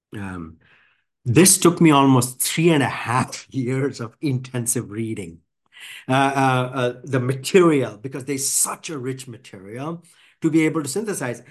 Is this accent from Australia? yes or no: no; India; now in United States; I grew up in India